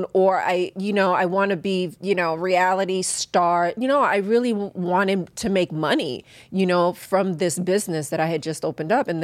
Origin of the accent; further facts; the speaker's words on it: New York City, New York, United States; also born or lived in Brooklyn / Ridgewood, Queens / the Bronx; I grew up in New York